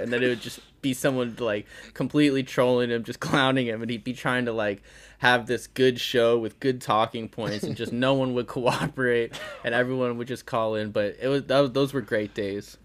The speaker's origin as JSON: {"language": "English", "region": "Connecticut", "country": "United States", "tie": "born or raised there", "said": "I grew up in Connecticut"}